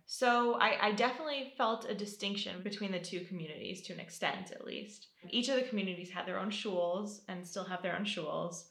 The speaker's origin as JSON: {"language": "English", "town": "Seattle", "region": "Washington", "country": "United States", "tie": "born or raised there", "moved": "as an adult", "lives_now": "Jerusalem, Israel", "said": "I'm from Seattle. That's where I was born and where I grew up"}